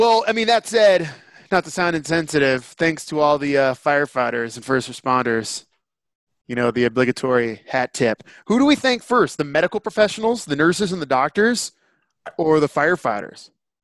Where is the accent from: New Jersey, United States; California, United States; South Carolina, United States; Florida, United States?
California, United States; San Francisco; also born or lived in Montana; And around here, I have to keep quiet the fact that I'm from San Francisco.